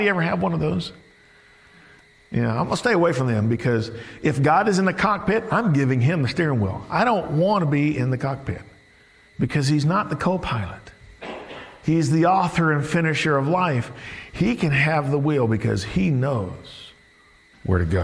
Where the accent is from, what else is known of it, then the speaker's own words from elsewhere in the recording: the South, United States; Growing up in the South, I was a big LSU fan